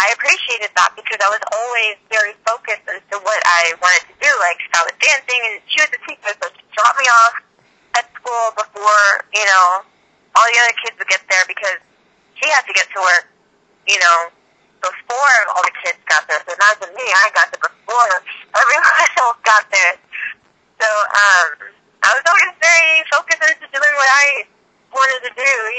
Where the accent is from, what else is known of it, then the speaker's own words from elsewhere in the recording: Houston, Texas, United States; I was raised in Houston